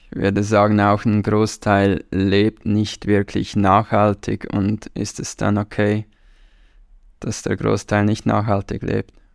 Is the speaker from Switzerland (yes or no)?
yes; Switzerland; Wir haben nicht viele Traditionen in der Schweiz